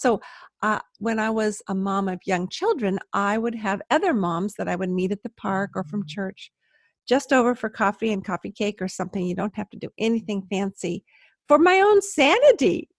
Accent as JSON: {"language": "English", "town": "Palos Verdes", "region": "California", "country": "United States", "said": "I'm a California girl"}